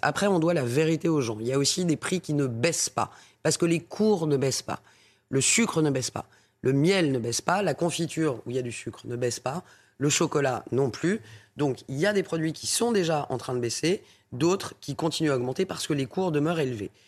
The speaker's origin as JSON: {"language": "French", "town": "Paris", "region": "Île-de-France", "country": "France", "said": "je suis parisienne euh, avant tout et députée de Paris"}